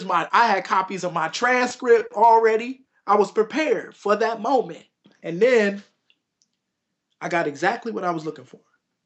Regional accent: Buffalo, New York, United States; moved away as an adult; also born or lived in Washington, D.C.; we grew up together in Buffalo.

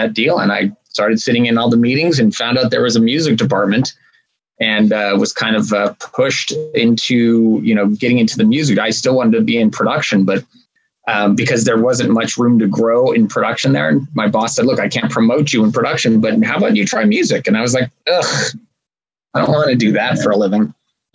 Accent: Los Angeles, California, United States; I grew up here in Los Angeles, and I was a kind of punk rock kid

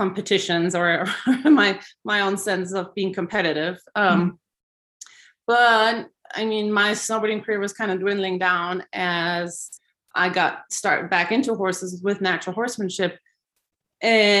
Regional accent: Switzerland; moved away; growing up in Switzerland

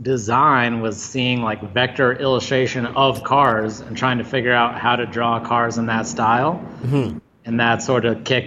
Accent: Boulder, Colorado, United States; I was born and raised in Boulder, Colorado, which is where we're at still today.

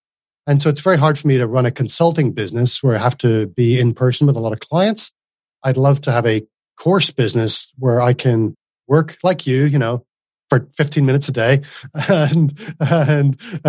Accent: Northern Ireland, United Kingdom; moved away as an adult; now in Australia; So in Northern Ireland, it would be very flat vowel, one syllable, …. … And when I moved to Australia, there's definitely two syllables in there.

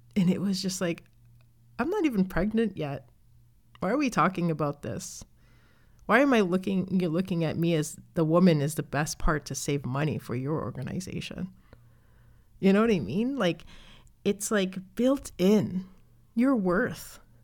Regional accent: Canada; I'm from Canada, I was born here

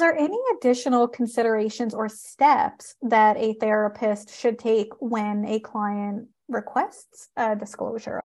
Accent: Canada; I am a Canadian social worker

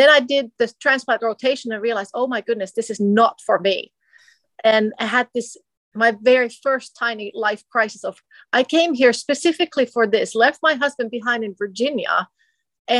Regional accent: Finland; moved away as an adult; also born or lived in Minnesota, United States; now in United States; I'm originally from Finland. I came to America as an exchange student in high school

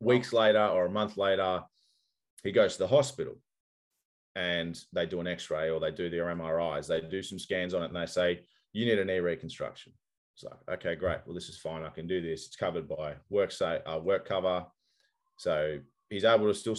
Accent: Australia; I'm Australian and swearing is just a part of the culture

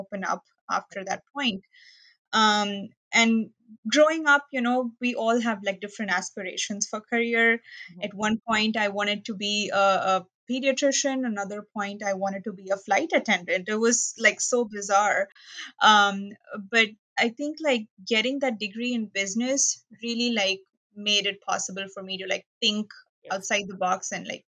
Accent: Mumbai, Maharashtra, India; English is a second language; moved away as an adult; now in Florida, United States; I was born in a city called Mumbai, which is one of the most populated cities in India.

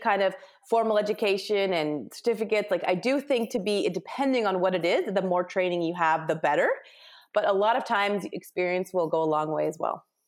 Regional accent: Ontario, Canada; moved away as an adult; also born or lived in West Coast, Canada; I'm Canadian, mm-hmm. and I grew up in Ontario, but then quickly moved to the West Coast

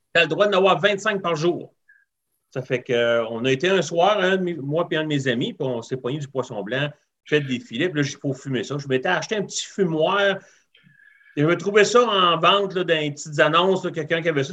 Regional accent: Rivière-du-Loup, Quebec, Canada; moved away as an adult; also born or lived in Northern Ontario; now in Ontario, Canada; je suis originaire de Rivière-du-Loup, Québec. OK. Euh, grandi là jusqu'à l'âge de 20 ans. Et puis après ça, je me suis emmené en Ontario.

